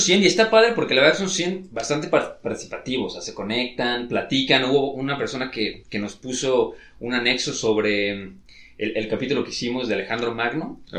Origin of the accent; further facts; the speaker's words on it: Mexico; somos mexicanos